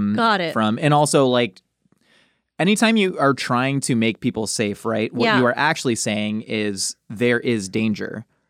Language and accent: English; Maryland, United States; born there; also born or lived in Kansas City / Los Angeles; I was born in Maryland. He got a job at Kansas City Airport, moved there. And then he worked at LAX at some time.